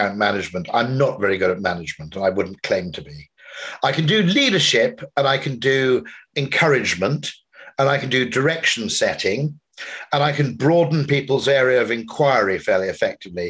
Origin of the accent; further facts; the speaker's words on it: Wales, United Kingdom; grew up in Wales and I'm part Welsh